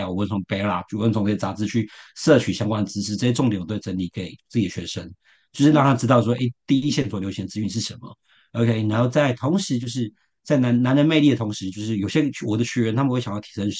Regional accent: Shenkeng, New Taipei, Taiwan; 我我就是我的家乡就是深坑，就是臭豆腐。

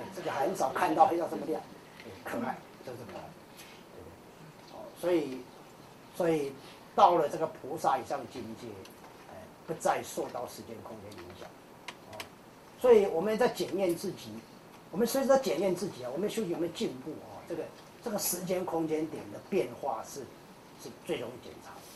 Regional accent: Kaohsiung, Taiwan; 像我南部人，我是高雄人，高雄人喜欢吃小吃

